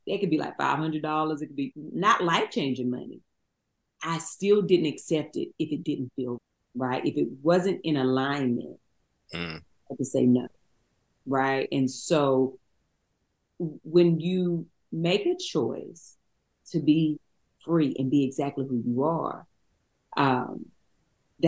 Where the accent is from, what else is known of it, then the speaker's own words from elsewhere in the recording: Eden, North Carolina, United States; moved away; We come from Eden, North Carolina